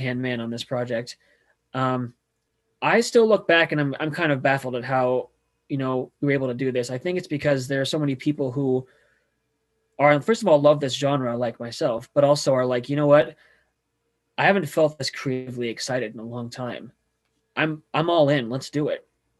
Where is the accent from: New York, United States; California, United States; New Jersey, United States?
California, United States; moved away; I'm from California